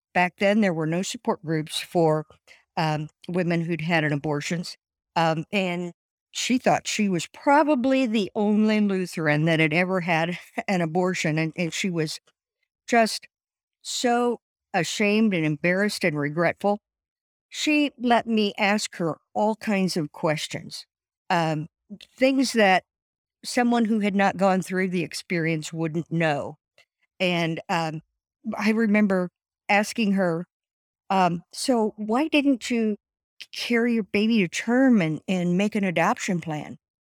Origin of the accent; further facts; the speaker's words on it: Columbus, Indiana, United States; moved away as an adult; now in Fort Wayne, United States; I was born in Columbus, Indiana, and lived there until I got married and moved to Fort Wayne